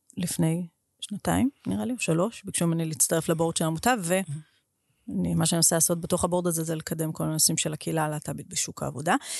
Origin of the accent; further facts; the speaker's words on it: Israel; אני מישראל הקטנה